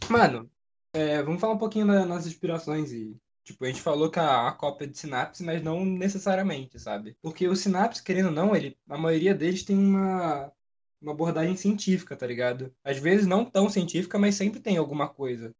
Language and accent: Portuguese; São Paulo, Brazil; moved away as an adult; now in Volta Redonda, Brazil; eu sou de São Paulo. Então é. eu tive que eu tive que viajar, né, para morar em Volta Redonda